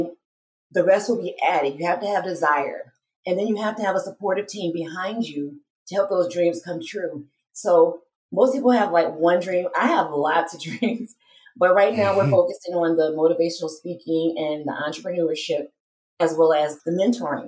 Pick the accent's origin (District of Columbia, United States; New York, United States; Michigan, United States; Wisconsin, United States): Michigan, United States; Detroit; moved away as an adult; now in Las Vegas, United States; I am originally from Detroit, Michigan